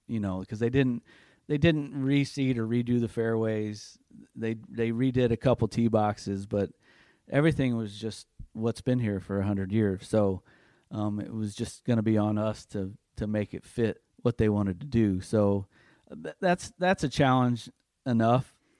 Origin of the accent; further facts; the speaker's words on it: North Judson, Indiana, United States; my hometown in North Judson